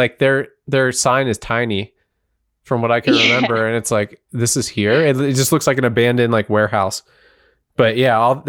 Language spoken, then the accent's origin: English; Altoona, Pennsylvania, United States; I'm from Altoona. And Altoona and like State College are basically the center of the state